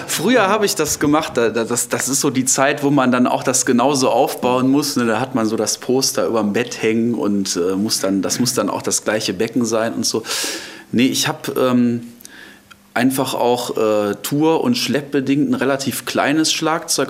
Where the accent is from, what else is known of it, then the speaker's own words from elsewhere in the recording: Düsseldorf, North Rhine-Westphalia, Germany; also born or lived in Arnhem, Netherlands; now in Hilden, Germany; ich bin äh, gebürtig aus, äh, darf ich das jetzt sagen, aus ja. Düsseldorf